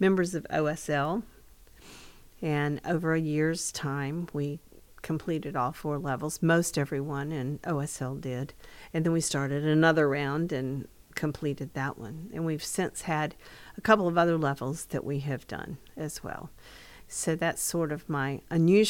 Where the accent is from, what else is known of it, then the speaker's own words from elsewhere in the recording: Jacksonville, Florida, United States; moved away as an adult; now in Lakeland, United States; I'm originally from Jacksonville, Florida. Lived there all my life. My parents were born there.